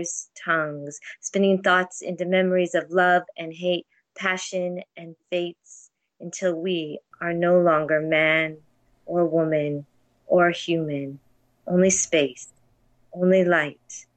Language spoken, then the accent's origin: English; United States; now in Toronto, Canada; I'm an American in Toronto